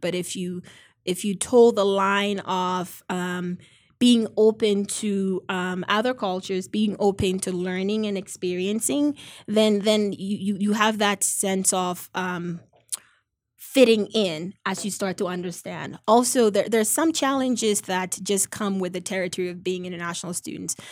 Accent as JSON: {"language": "English", "country": "Ghana", "moved": "yes", "lives_now": "United States", "said": "I'm originally from Ghana"}